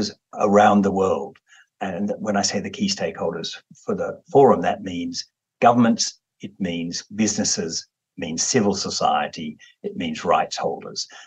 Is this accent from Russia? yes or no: no; Australia; as an Australian